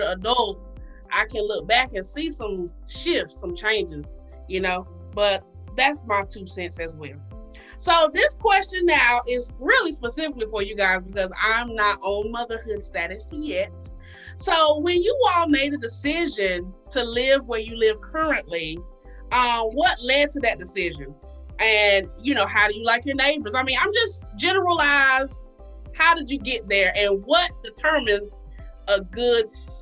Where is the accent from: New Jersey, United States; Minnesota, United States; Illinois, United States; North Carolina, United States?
North Carolina, United States; Kinston; I grew up in Kinston, born and raised, born and bred